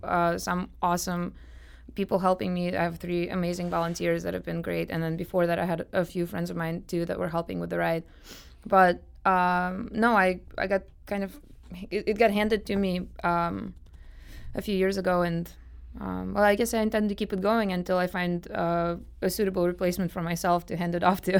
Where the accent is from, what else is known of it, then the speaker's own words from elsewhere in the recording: Moscow, Russia; now in St. Louis, United States; I'm from Moscow, Russia myself